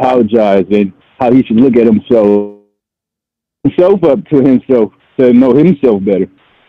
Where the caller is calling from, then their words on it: San Diego, California, United States; I'm calling from San Diego, California, bro.